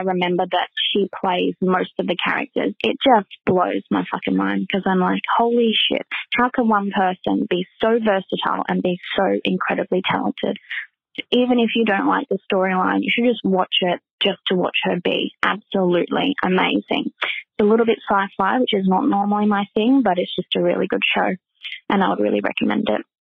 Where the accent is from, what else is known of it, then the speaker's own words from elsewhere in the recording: Melbourne, Victoria, Australia; accent: Australian; my Australian accent.